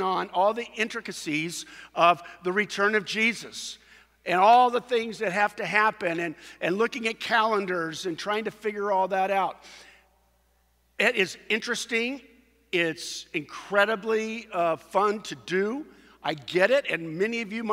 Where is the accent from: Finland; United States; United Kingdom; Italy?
United States; Costa Mesa, California; the community I grew up in Costa Mesa